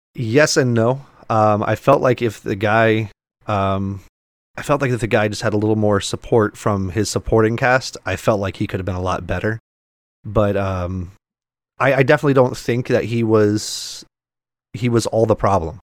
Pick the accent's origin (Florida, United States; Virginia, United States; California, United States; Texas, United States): Florida, United States; South; growing up in South Florida